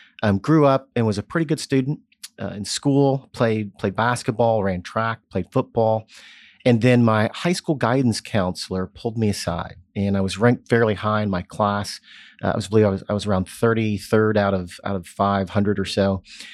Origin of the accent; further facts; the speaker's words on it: Jeffersonville, Indiana, United States; I was born in Southern Indiana, so Hoosier.